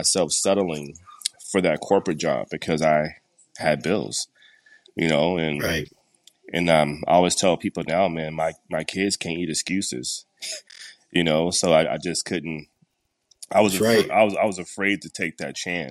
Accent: Denver, Colorado, United States; also born or lived in Texas; I grew up in Denver, middle school, high school, and some elementary school as well

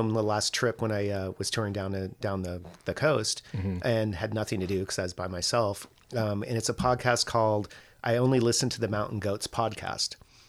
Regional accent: San Francisco, California, United States; I'm from San Francisco

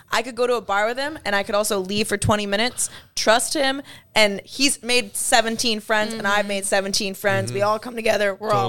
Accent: United States; I'm American.

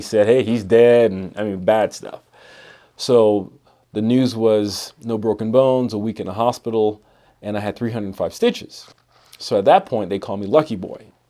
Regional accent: Miami, Florida, United States; moved away as an adult; also born or lived in Bronx, New York; now in Idaho Falls, United States; I grew up in Bronx, New York, and then Miami, Florida, and came to Idaho for school.

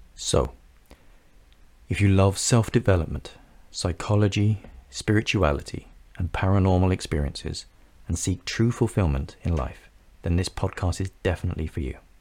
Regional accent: London, United Kingdom; I grew up in North London, England, in a humble, loving family

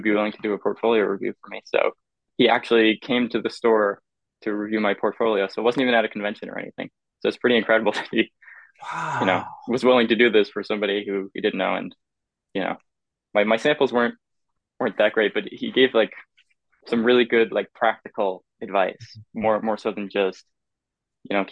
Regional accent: Halifax, Nova Scotia, Canada; now in Montreal, Canada; I grew up in Halifax, Nova Scotia. I live in Montreal now

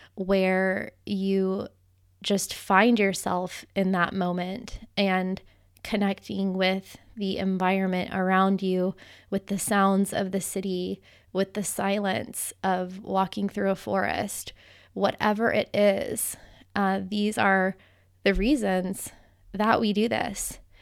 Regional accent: United States; moved away as an adult; also born or lived in Costa Rica; growing up in the United States

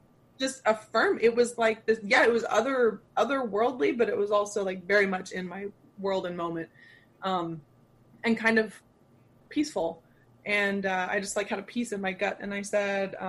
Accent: Arlington, Texas, United States; moved away as an adult; now in St. Louis, United States; I grew up mostly in Texas. My dad got transferred when I was 5. So I started kindergarten in Texas all the way through high school

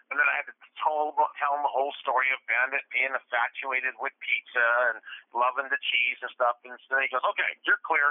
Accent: Canada; I'm a Canadian truck driver

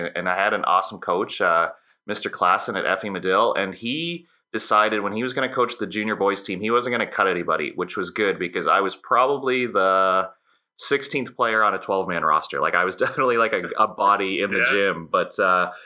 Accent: Brussels, Ontario, Canada; I grew up in Brussels, Ontario, which for our listeners is like a town. It might be 800 people in Midwestern Ontario

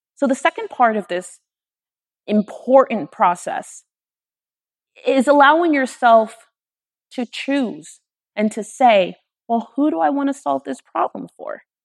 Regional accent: Miami, Florida, United States; I'm from Miami

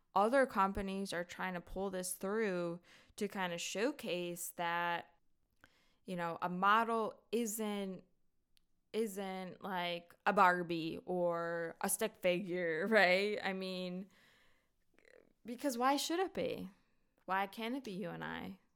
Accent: North Wales, Pennsylvania, United States; I'm actually not from Philly, I'm from North Wales

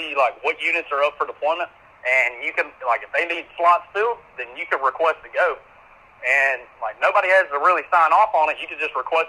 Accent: Georgia, United States; accent: hillbilly

